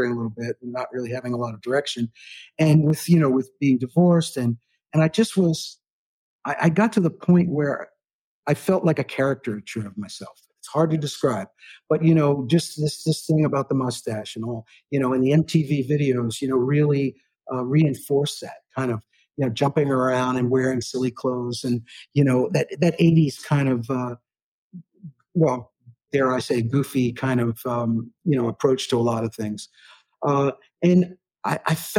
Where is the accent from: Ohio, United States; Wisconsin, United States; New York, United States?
New York, United States; New York City; also born or lived in Aspen, Colorado; now in Nashville, United States; I was born in New York City